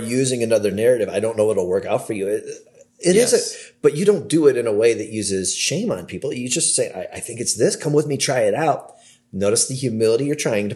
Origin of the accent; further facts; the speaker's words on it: Cleveland, Ohio, United States; moved away; I'm from the Cleveland area